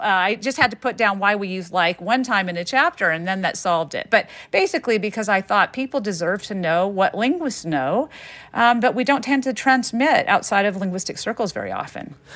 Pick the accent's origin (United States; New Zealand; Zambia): United States; the South; growing up in the South with French-speaking parents